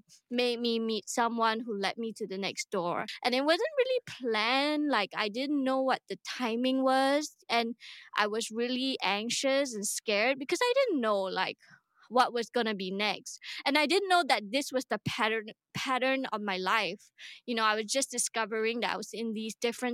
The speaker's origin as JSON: {"language": "English", "country": "Singapore", "said": "I'm Singaporean. I live here"}